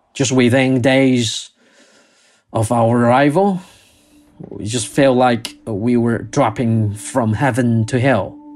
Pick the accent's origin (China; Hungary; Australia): China; Wuhan, Hubei; now in Beijing, China; go back to Wuhan, my hometown